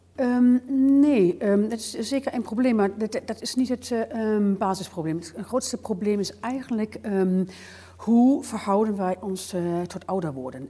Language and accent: Dutch; Bavaria, Germany; accent: German; Dutch is a second language; moved away as an adult; also born or lived in Hamburg; now in Netherlands; ik ben in Duitsland opgegroeid, in Bayern, heuvelig